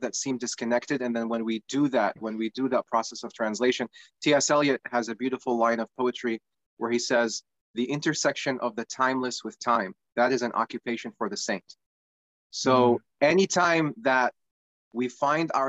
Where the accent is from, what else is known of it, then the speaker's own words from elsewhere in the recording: Iraq; now in United States; I'm originally from Iraq, and I migrated to the United States about 22 years ago now.